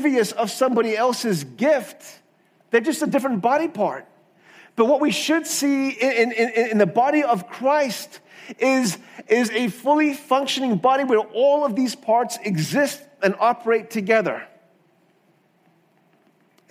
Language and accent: English; South Africa; Growing up in South Africa